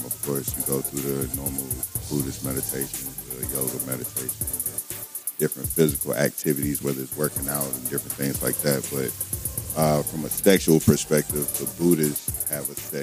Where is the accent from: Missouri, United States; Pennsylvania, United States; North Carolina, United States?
North Carolina, United States; Henderson; also born or lived in Dothan, Alabama / Charlotte, North Carolina; I'm from North Carolina, man, Henderson, North Carolina, by way of West End, West Side, but a lot of my roots is in Dothan, Alabama, so backwood country boy. I've been in Charlotte since 2008